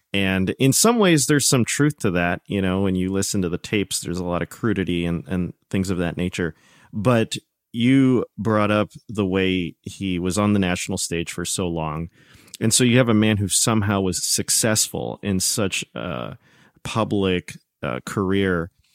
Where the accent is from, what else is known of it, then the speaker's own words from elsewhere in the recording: United States; We Americans